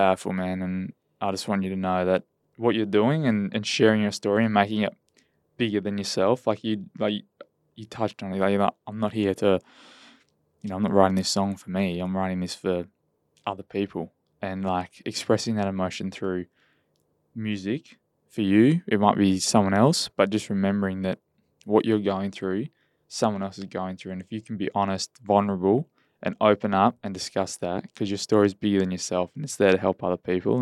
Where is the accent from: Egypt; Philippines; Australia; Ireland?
Australia; Esperance, Western Australia; when I grew up in Esperance